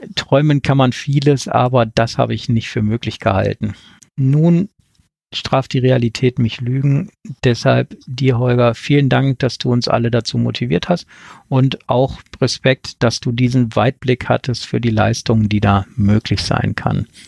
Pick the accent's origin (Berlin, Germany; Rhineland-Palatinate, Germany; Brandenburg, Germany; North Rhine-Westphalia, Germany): North Rhine-Westphalia, Germany; Ruhr area; now in Wettmar, Germany; Vermutlich hört man mir an, dass ich dort nicht geboren wurde, ursprünglich komme ich aus dem Ruhrgebiet